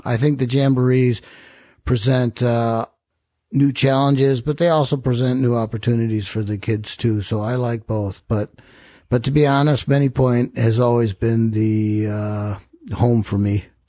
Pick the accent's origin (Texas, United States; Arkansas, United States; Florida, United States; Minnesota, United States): Minnesota, United States; Rochester; I grew up in Rochester.